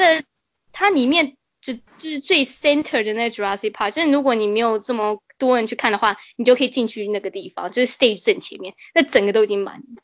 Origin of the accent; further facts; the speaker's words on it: Toronto, Ontario, Canada; 我们多伦多人的心态